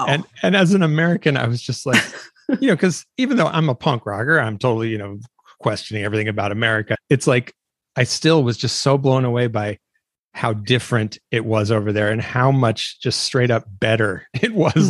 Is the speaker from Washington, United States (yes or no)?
yes; Washington, United States; I'm from Washington State